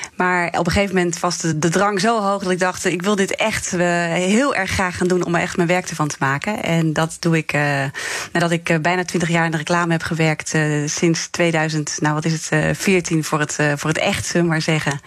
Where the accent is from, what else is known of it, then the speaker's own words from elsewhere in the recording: Zeeland, Netherlands; ik kwam uit Zeeland